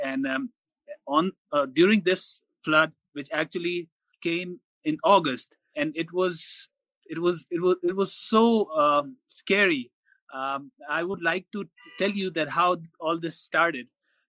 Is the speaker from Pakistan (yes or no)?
yes; Sohbatpur, Balochistan, Pakistan; that is Sobatpur and other areas, because I come from Sobatpur.